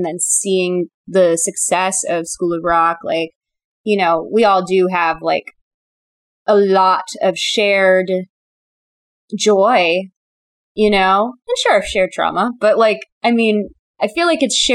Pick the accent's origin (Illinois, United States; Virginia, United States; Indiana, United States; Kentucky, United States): Illinois, United States; Chicago; born or raised there; now in Los Angeles, United States